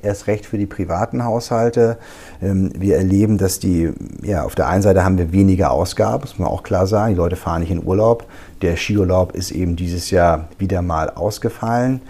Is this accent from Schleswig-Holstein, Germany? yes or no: yes; Schleswig-Holstein, Germany; accent: Hamburger Schleswig-Holsteiner Dialekt; moved away as an adult; now in Wiesbaden, Germany; als Holsteiner bin ich natürlich hier Migrant